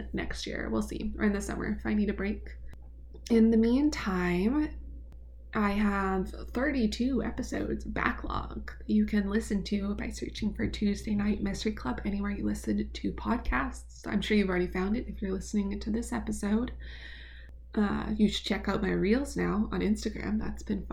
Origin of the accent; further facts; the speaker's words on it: Canada; my home country